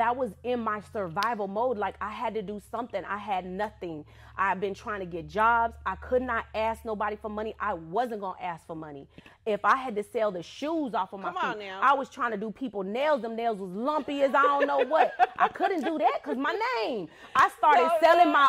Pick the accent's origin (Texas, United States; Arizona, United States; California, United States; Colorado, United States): California, United States; moved away; I come from California